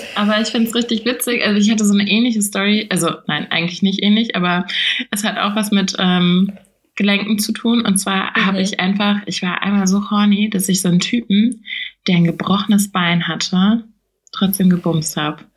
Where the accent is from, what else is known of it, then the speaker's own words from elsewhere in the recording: Rheingau, Hesse, Germany; bei uns im Rheingau